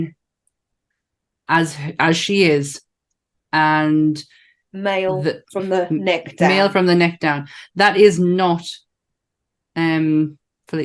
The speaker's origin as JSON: {"language": "English", "region": "England", "country": "United Kingdom", "said": "I'm English"}